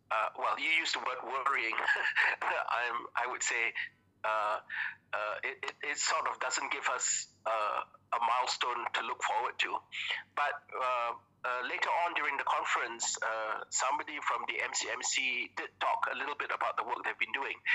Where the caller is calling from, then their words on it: Kuching, Sarawak, Malaysia; I'm calling from Kuching today.